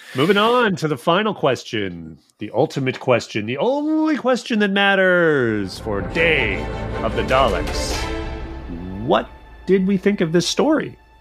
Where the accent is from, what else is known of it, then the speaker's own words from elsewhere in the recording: Edmonton, Alberta, Canada; now in United States; I am from Edmonton